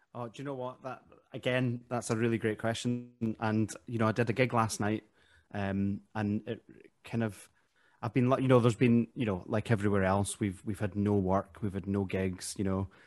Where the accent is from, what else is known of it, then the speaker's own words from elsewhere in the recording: Glasgow, Scotland, United Kingdom; moved away as an adult; also born or lived in Derry, Northern Ireland; now in England; I was born in Ireland, uh, but I grew up in Glasgow.